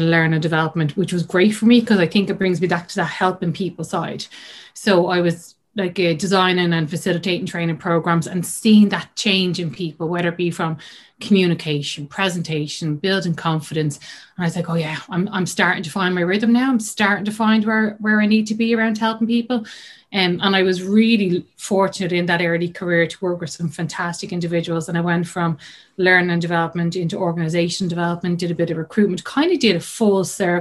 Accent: Dublin, Leinster, Ireland; I'm from Dublin. Grew up in the north side of Dublin

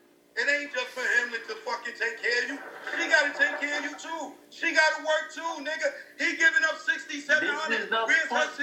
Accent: New York, United States; I'm from New York.

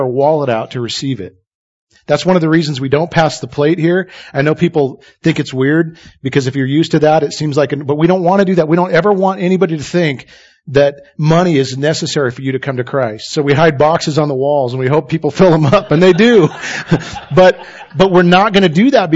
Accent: Idaho, United States; I was raised in Idaho

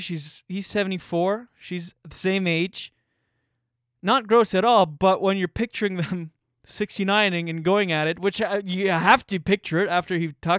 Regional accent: New Brunswick, Canada; I'm Acadian. I'm Acadian French from New Brunswick. Shout out to my Acadian peeps out there if you're listening.

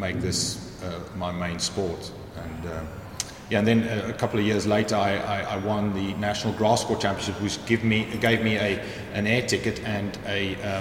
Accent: Cape Town, Western Cape, South Africa; moved away as an adult; now in York, United Kingdom; I grew up in just outside Cape Town, in a sort of suburb called Belleville, and that's where I went to school

